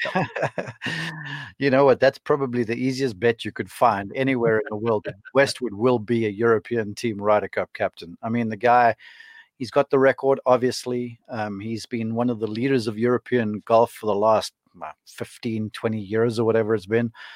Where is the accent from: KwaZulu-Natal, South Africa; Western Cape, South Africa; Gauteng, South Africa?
Western Cape, South Africa; Somerset West; moved away; my hometown of Somerset West.